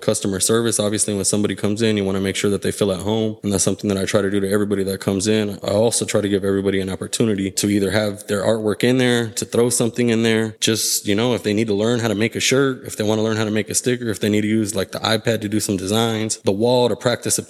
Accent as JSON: {"language": "English", "town": "Los Angeles", "region": "California", "country": "United States", "tie": "born or raised there", "also_born_or_lived": "San Fernando Valley / Palmdale", "said": "Born and raised in LA, K-Town, right off of Pico and Catalina"}